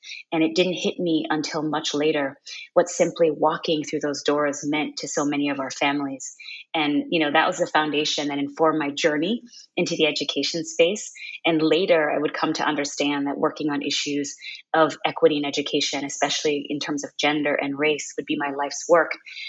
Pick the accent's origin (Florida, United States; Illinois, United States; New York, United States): New York, United States; Brooklyn; also born or lived in Kingston, Jamaica; So I'm a Jamaican-American educator, tech enthusiast, equity advocate, and the CEO of Girls Who Code. And, you know, my passion for this work actually started when I was a girl growing up with my mother, both in Brooklyn, New York, and Kingston, Jamaica.